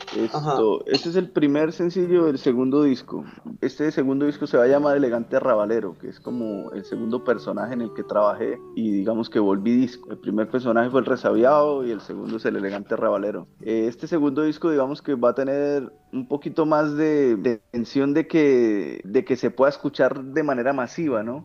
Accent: Barrancabermeja, Santander, Colombia; also born or lived in Bucaramanga; nací en Bucaramanga, pero me crié en Barranca y me la paso en Bucaramanga

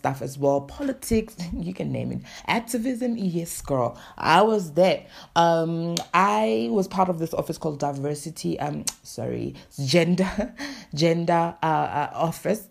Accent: South Africa; I am from South Africa.

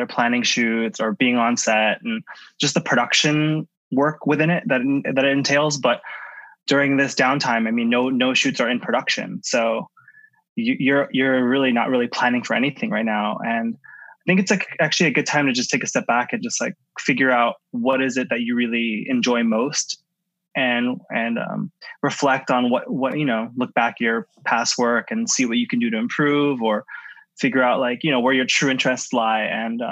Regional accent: San Francisco, California, United States; moved away as an adult; also born or lived in San Diego; now in Los Angeles, United States; I'm born and raised in San Francisco. Glen Park is my neighborhood, like born and raised, and grew up in San Francisco

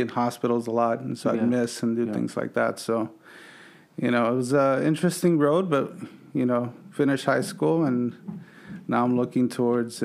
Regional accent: Los Angeles, California, United States; born and raised in the San Fernando Valley

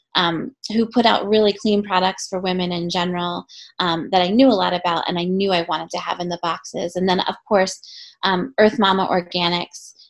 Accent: right outside of Philadelphia, Pennsylvania, United States; I grew up right outside of Philly

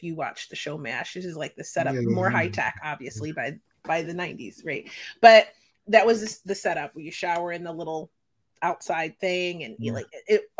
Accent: Philadelphia, Pennsylvania, United States; I'm from Philadelphia, Pennsylvania

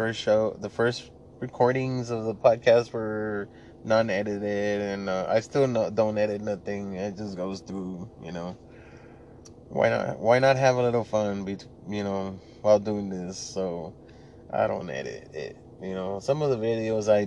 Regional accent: Laredo, Texas, United States; English is a second language; I was born and raised in Laredo, Texas, I'm from a border town, so we spoke more Spanish than English

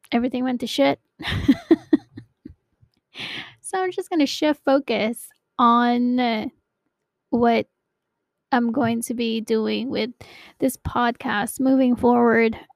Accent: Philippines; now in United States; Anyway, so um, I hail from Maryland, but I'm originally from the Philippines.

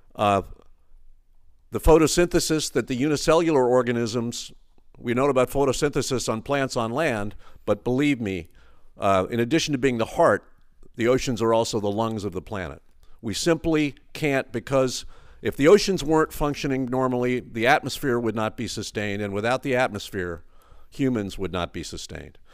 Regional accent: New York City, New York, United States; moved away as an adult; now in Texas, United States; I grew up in the Northeast. I've spent most of my life here in Texas, but I'm a New York City guy.

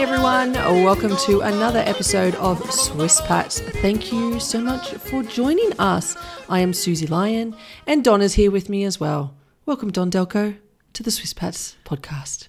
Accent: Sydney, New South Wales, Australia; moved away; I'm from Sydney

